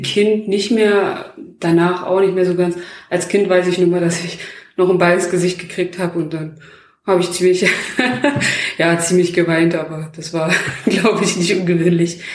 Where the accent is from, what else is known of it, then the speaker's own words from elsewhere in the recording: Bestensee, Brandenburg, Germany; bin ich halt in Bestensee groß geworden